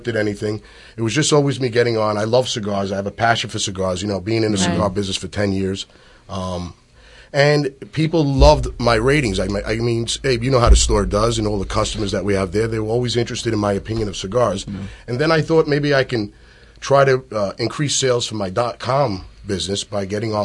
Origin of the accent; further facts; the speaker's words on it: New York City, New York, United States; born and raised in Staten Island, New York.